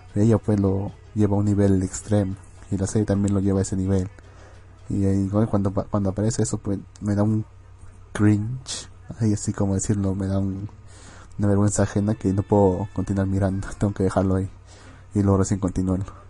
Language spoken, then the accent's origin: Spanish; Arequipa, Peru; Yo vengo de la bendita ciudad de Arequipa